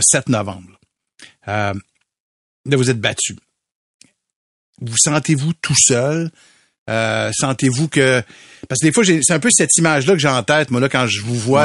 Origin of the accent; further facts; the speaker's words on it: Montreal, Quebec, Canada; on a grandi à Montréal-Nord